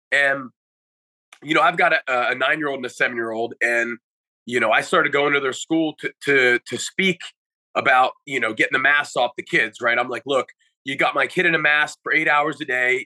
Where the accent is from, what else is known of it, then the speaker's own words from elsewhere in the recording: United States; as an American